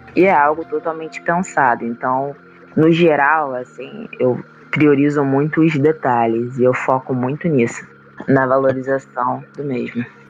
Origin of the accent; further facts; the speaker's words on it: Itaboraí, Rio de Janeiro, Brazil; temos uma casa lá em Itaboraí, Rio de Janeiro, que ela tem um quintal muito grande.